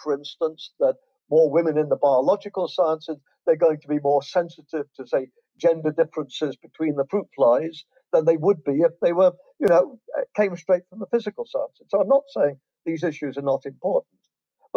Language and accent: English; England, United Kingdom; moved away as an adult; also born or lived in Canada / Ontario, Canada; now in Florida, United States; As you can tell from my accent, I was born in England and raised in England. But when I was 22, I emigrated to Canada.